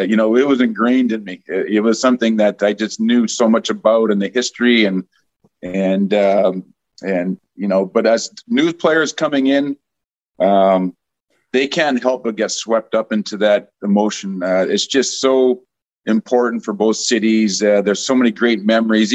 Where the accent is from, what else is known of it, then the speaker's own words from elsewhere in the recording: Edmonton, Alberta, Canada; moved away as an adult; I had the good fortune of growing up in Edmonton